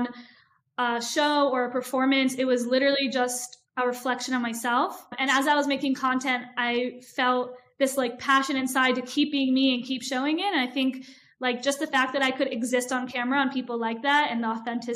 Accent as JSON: {"language": "English", "town": "Philadelphia", "region": "Pennsylvania", "country": "United States", "tie": "born or raised there", "moved": "as an adult", "lives_now": "Israel", "said": "I was born and raised in Philly"}